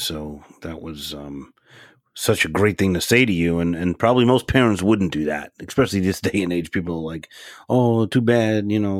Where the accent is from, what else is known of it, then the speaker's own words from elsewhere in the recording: New York City, New York, United States; moved away; also born or lived in Long Island; I was born and raised in Brooklyn and didn't move to Long Island until I had kids. And so I was a true Brooklynite through and through